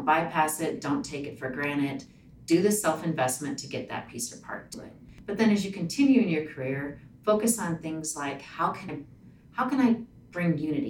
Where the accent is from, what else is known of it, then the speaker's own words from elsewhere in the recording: Ralston, Nebraska, United States; also born or lived in Lincoln, Nebraska / Alliance, Nebraska; now in Omaha, United States; Grew up in Ralston. I went to Ralston High School and then University of Nebraska-Lincoln